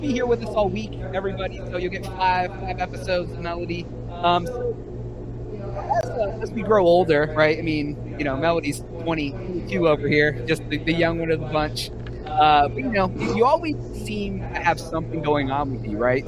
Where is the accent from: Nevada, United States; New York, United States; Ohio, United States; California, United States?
Ohio, United States; Ohio by Lake Erie, United States; now in Texas, United States; I grew up in Ohio by Lake Erie